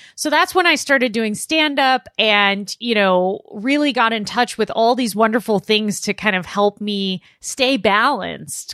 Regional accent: Los Angeles, California, United States; I was born in Los Angeles, uh, born and raised in Southern California.

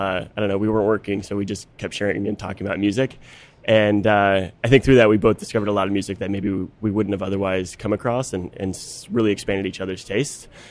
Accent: just outside Chicago, Illinois, United States; I grew up just outside Chicago, so I know Loyola.

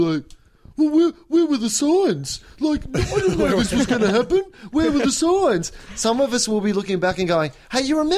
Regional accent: Australia

